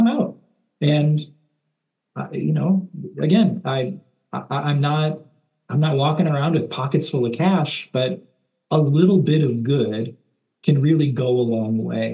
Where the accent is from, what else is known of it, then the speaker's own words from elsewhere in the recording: Chicago, Illinois, United States; a kid growing up around Chicago